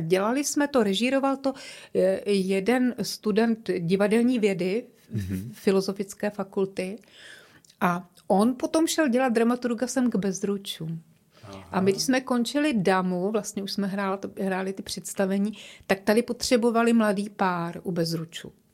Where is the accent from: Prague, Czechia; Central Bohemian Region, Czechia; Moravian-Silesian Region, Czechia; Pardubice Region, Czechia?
Prague, Czechia; accent: Prague; moved away as an adult; now in Ostrava, Czech Republic; cítím se stále jako Češka, trošku je křtěná Vltavou, Pražačka, tak trošku tak mluvím, že?